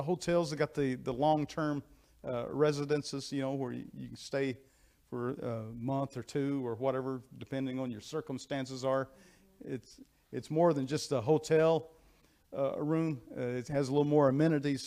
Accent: United States; I am an American. I'm proud to be an American

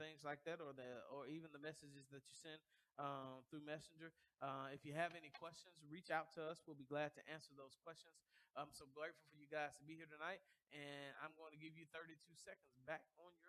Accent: the South, United States; I was raised in the South. Southern people have grit

